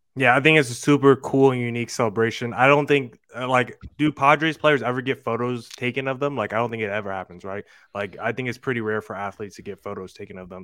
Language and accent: English; New Jersey, United States; I'm a guy born and raised in New Jersey